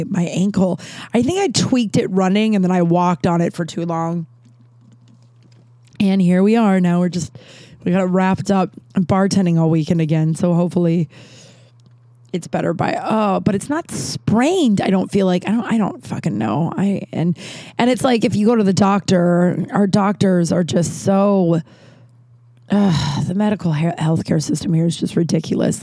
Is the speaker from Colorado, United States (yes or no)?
yes; Littleton, Colorado, United States; We grew up in Littleton, which was like a suburb of Denver